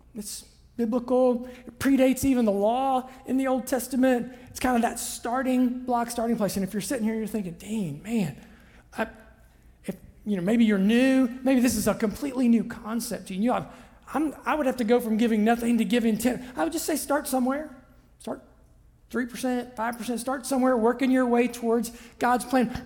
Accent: Southern Ohio, United States; I'm a kid from Southern Ohio

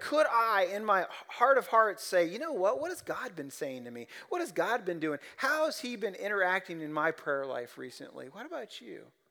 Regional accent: Ohio, United States; now in Central Kentucky, United States; I'm just a hick from Ohio

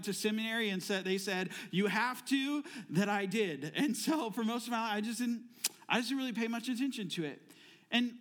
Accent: Florida, United States; also born or lived in Phoenix, Arizona; now in Ohio, United States; I am also originally from Florida. Before I moved to Arizona, where we lived in Phoenix for 18 years. And then 2.5 years ago, we moved here to Ohio

